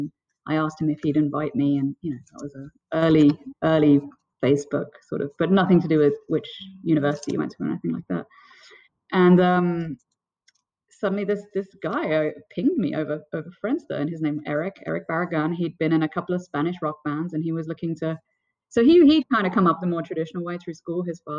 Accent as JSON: {"language": "English", "region": "London", "country": "United Kingdom", "tie": "born or raised there", "also_born_or_lived": "Burlington, Vermont / New Jersey", "moved": "yes"}